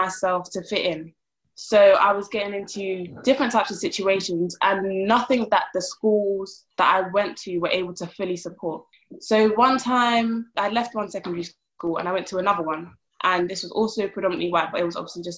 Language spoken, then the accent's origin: English; London, United Kingdom; I was born and raised in South London